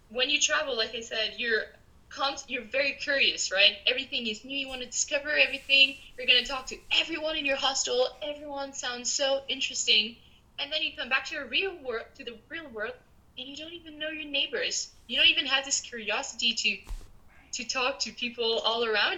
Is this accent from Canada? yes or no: yes; Canada; moved away; also born or lived in Peru; I'm Canadian